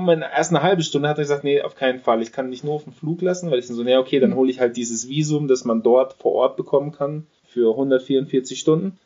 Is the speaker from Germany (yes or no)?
yes; Germany; natürlich ist ein deutscher Pass, ich bin Deutscher